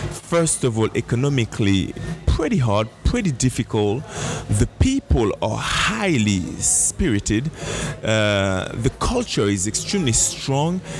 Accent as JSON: {"language": "English", "country": "Haiti", "also_born_or_lived": "Paris", "moved": "yes", "said": "I'm from Haiti, man. I'm a Haiti boy"}